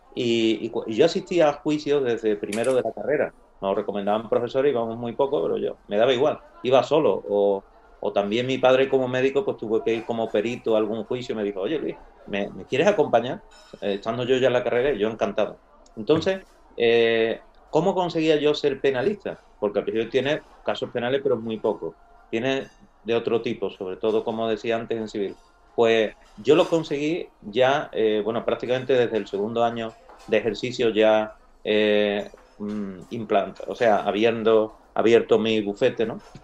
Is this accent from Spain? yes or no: yes; Castilblanco, Spain; moved away as an adult; me voy por la tarde a mi pueblo, a Castil Blanco. Entonces, en mi casa es muy grande, pues mi padre tenía la consulta de médico